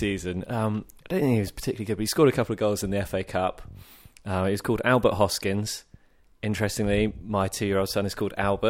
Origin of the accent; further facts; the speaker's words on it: Bath, South West England, United Kingdom; I grew up in Bath.